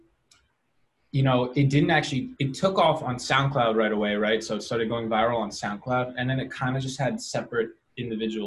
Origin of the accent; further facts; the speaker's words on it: New York City, New York, United States; also born or lived in Los Angeles; I'm just a New Yorker who was making beats for a while for kids around my neighborhood